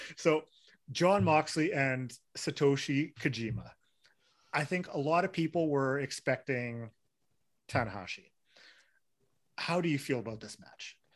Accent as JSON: {"language": "English", "town": "Winnipeg", "region": "Manitoba", "country": "Canada", "said": "I'm from Winnipeg"}